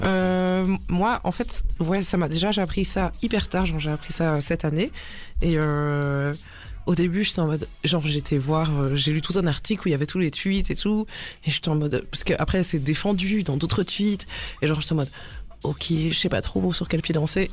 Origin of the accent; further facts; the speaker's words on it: Brussels, Brussels-Capital Region, Belgium; je viens de Bruxelles